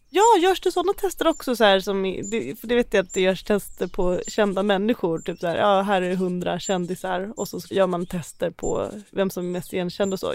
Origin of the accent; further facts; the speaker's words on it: Uppland, Sweden; Jag är ju inte uppväxt i några bokskogar, jag är ju från Uppland.